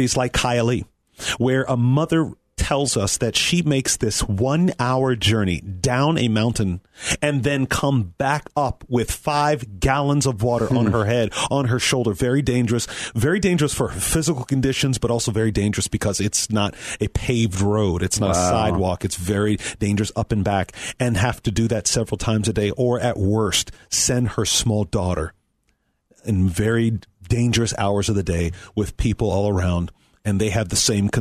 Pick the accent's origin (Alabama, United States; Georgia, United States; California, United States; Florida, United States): Florida, United States; South; I'm from South Florida